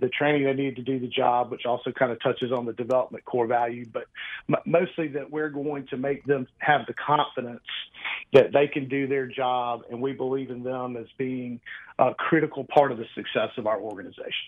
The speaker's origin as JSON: {"language": "English", "town": "Mobile", "region": "Alabama", "country": "United States", "tie": "born or raised there", "moved": "as an adult", "lives_now": "Birmingham, United States", "said": "I was born and raised in Mobile, uh, you know, down right on the central Gulf Coast"}